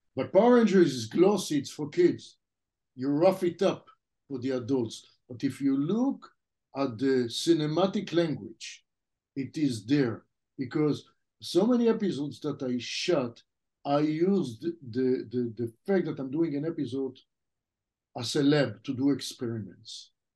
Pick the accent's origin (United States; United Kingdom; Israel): Israel; first language French; English is a second language; moved away as an adult; The language that we spoke at home as a kid, the first language I spoke was French, even though I grew up in Israel.